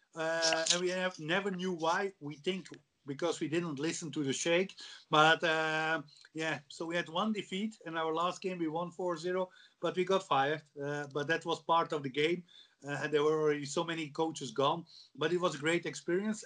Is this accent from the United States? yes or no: no; Belgium; moved away as an adult; also born or lived in Faroe Islands / Netherlands; my home country Belgium